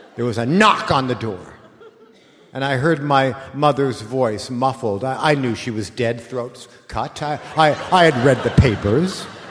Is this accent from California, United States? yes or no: yes; Los Angeles, California, United States; when you were a kid like me in nineteen seventy, growing up in Los Angeles